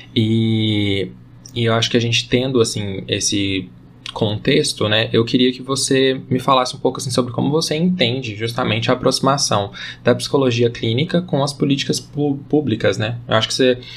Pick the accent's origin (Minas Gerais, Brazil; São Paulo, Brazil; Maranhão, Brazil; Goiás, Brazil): Goiás, Brazil; eu sou daqui de Goiás